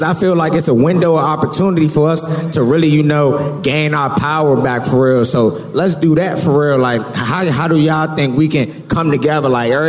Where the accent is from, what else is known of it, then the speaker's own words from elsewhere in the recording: Maryland, United States; Yeah, I'm from Maryland.